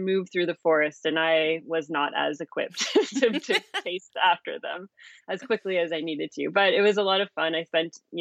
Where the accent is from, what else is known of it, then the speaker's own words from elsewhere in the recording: Calgary, Alberta, Canada; the Calgary Zoo in Alberta, Canada, where I'm from.